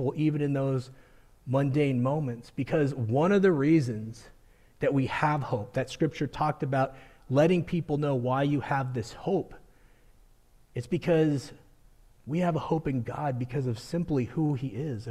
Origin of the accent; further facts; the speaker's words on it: Colorado, United States; growing up in Colorado, I've experienced a blizzard one day and sunny weather the next